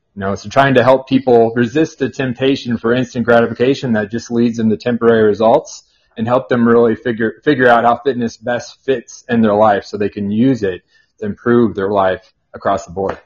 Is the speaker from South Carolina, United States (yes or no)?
no; Burlington, Kansas, United States; now in Overland Park, United States; I'm from a small town about an hour and a half south of here in Burlington, Kansas.